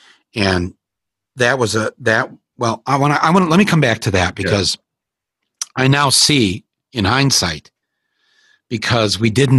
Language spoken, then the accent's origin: English; Midwest, United States; we're Midwestern corn-fed men, white men.